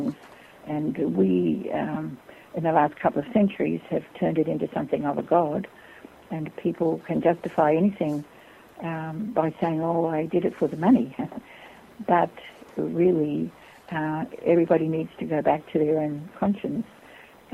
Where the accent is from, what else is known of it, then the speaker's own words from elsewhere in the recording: Australia; moved away as an adult; I was born in Australia